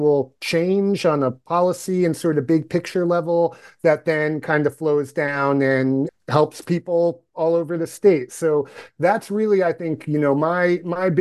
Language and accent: English; Yonkers, New York, United States; moved away as an adult; now in Ohio, United States; I'm from New York originally. I was born and raised in Yonkers, New York